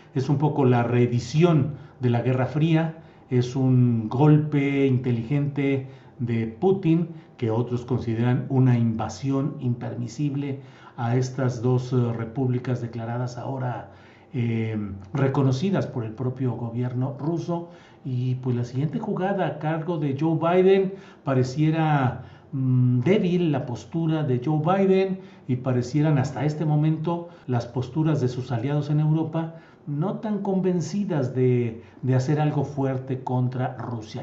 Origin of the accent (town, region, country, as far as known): Mexico